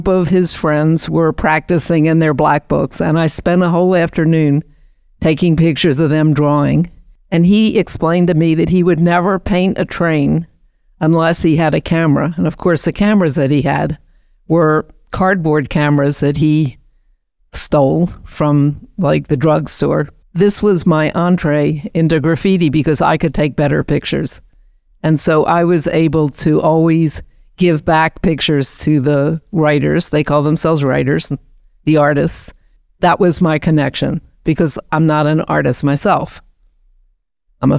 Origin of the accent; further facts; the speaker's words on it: Baltimore, Maryland, United States; moved away as an adult; I grew up in Baltimore, which is about 200 miles south of New York City.